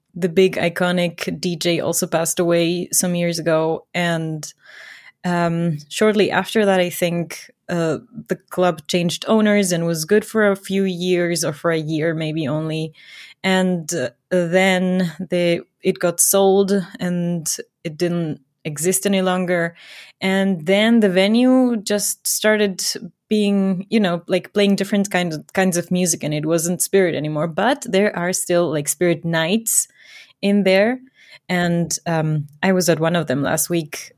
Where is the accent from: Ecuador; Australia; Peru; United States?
Ecuador; moved away as an adult; now in Germany; I grew up in Ecuador